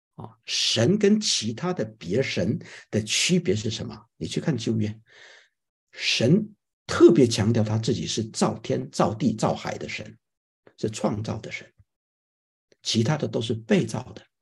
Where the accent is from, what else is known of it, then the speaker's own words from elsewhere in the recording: China; moved away; 我们从亚洲来，或者从中国来的人，我们作为一个基督徒